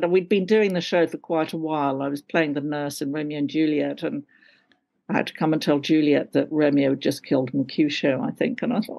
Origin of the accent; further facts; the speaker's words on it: London, United Kingdom; accent: RP London; Now this is my real accent. It's, you know, RP London, darling.